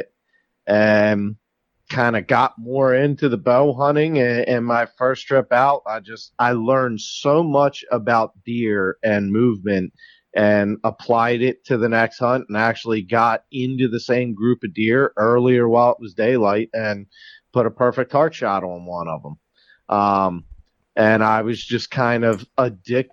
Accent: Susquehanna Trails, Pennsylvania, United States; now in Maryland, United States; I lived in Pennsylvania first. Where I originally grew up was called the Susquehanna Trails

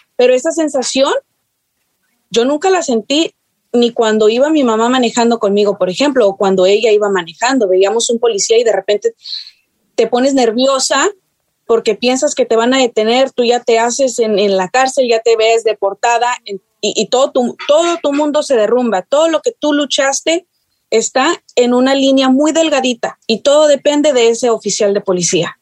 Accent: North Texas, United States; born or raised there; also born or lived in San Luis Potosí, Mexico / Chicago, Illinois

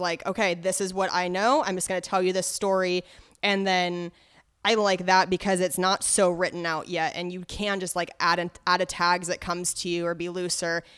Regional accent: Cheney, Washington, United States; also born or lived in Spokane, Washington; I'm from Spokane, but I grew up for, like, uh, middle school and high school in Cheney, Washington, which is, is much smaller, right outside of Spokane

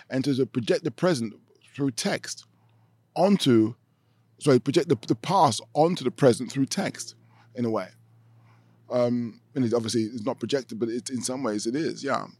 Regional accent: London, United Kingdom; moved away as an adult; now in Amsterdam, Netherlands; growing up in Britain, in, in, in London

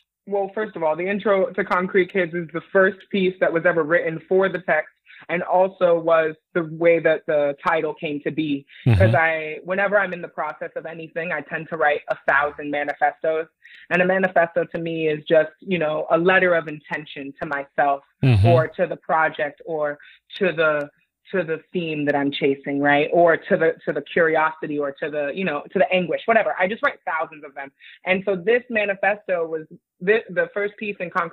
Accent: New York City, New York, United States; moved away as an adult; also born or lived in United Kingdom; now in New York City, United States; I was born in New York City

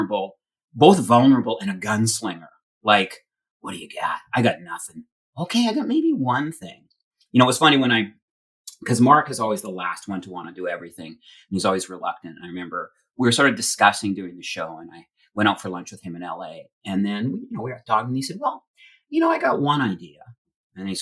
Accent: Alberta, Canada; I come from Alberta, and I shoveled sand and had bar fights and was a punk and come from a pretty tough, you know, childhood.

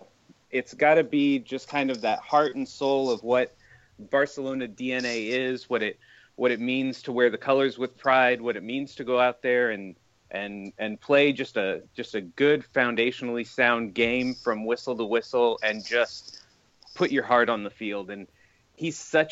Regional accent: San Diego, California, United States; now in Los Angeles, United States; I grew up in San Diego

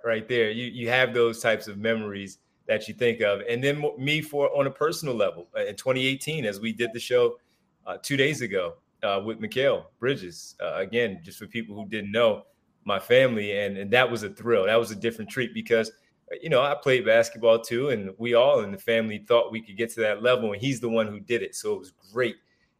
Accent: Philadelphia, Pennsylvania, United States; growing up in Philadelphia

